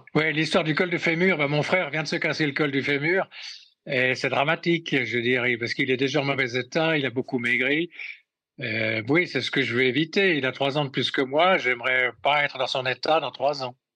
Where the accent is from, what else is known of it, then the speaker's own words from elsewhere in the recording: Switzerland; quand on est suisse